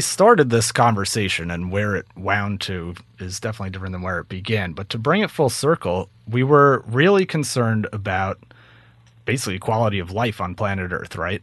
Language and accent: English; Hampton Bays, New York, United States; I grew up in Hampton Bays